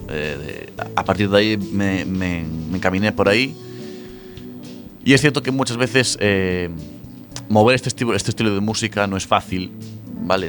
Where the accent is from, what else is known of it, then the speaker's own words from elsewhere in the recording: Ferrol, Galicia, Spain; moved away as an adult; now in A Coruña, Spain; yo soy de Ferrol cuando llevo cuatro años viviendo en Coruña